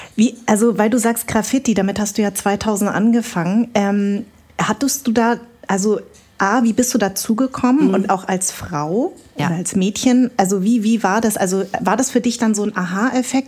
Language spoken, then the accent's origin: German; Darmstadt, Hesse, Germany; also ich bin ja auch Hessin. Mhm. Ich bin in Darmstadt geboren.